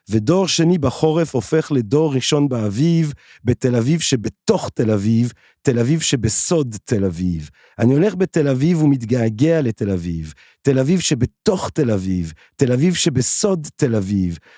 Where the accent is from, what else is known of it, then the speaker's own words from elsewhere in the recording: Belgium; born there; moved away as an adult; also born or lived in England / France / Italy / Barcelona; ואז כאילו נולדתי בבלגיה, ואז הייתי באנגליה, ואז הייתי בצרפת, ואז הייתי, ב, הייתי באיטליה, ובברצלונה, ובניו יורק